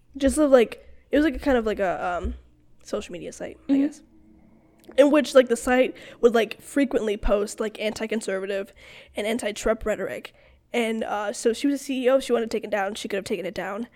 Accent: South Carolina, United States; I'm from South Carolina, like my family's from South Carolina

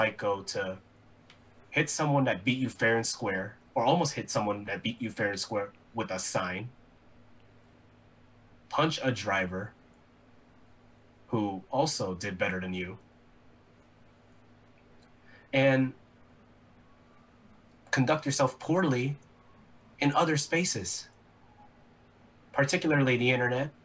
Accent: United States; especially as an American fan

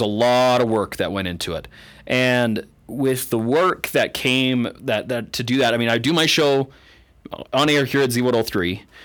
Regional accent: Canada; moved away as an adult; now in eastern Idaho, United States; I didn't even grow up here in eastern Idaho. I grew up in Canada

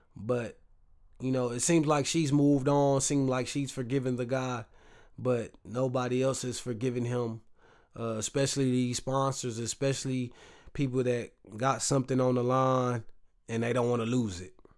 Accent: the South, United States; I'm from the South

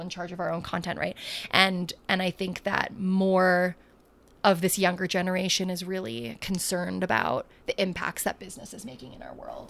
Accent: United States; I'm not an immigrant. I was born here

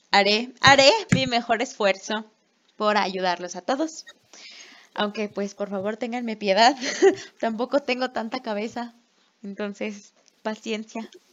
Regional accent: Mexico; soy de México.

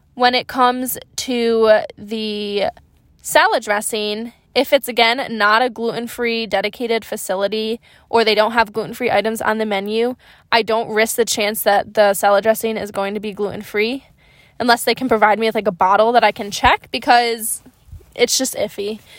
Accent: Upstate New York, United States; also born or lived in Boston; I'm a New Yorker, but I'm from upstate.

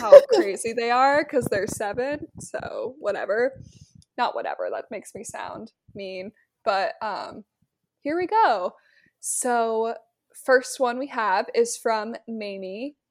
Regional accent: Nebraska, United States; my hometown date would be going to a Nebraska football game

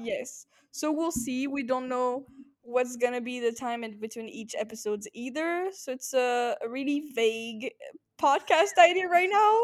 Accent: France; now in Amsterdam, Netherlands; I'm 21 and I'm French.

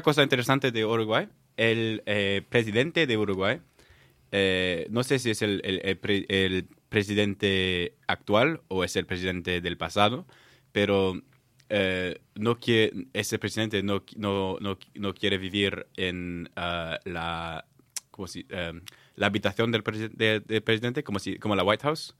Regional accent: Oman; moved away; also born or lived in south of France / Belgium; I grew up in Oman

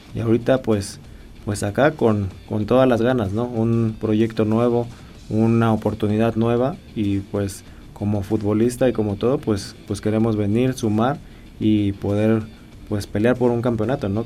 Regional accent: Mexico

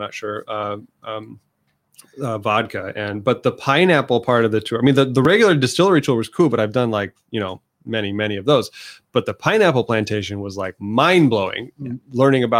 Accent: Indiana, United States; I was from Northern Indiana, home of some of the best whiskeys in the world.

